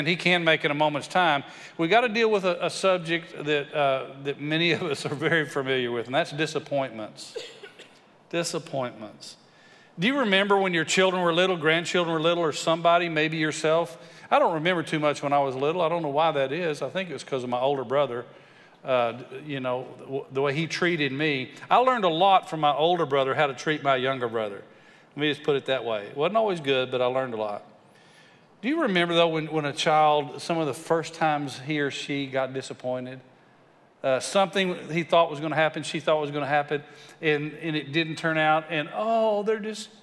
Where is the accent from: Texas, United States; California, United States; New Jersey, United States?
Texas, United States; West; I grew up in West Texas